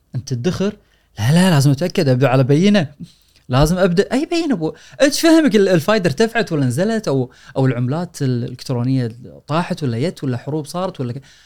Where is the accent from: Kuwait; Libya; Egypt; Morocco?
Kuwait; عندنا بالكويت